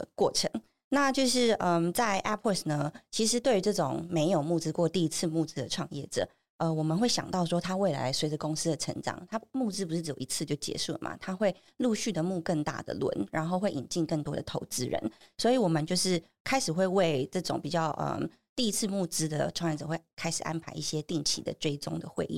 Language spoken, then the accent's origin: Chinese; Taichung, Taiwan; now in Taipei, Taiwan; 我是台中人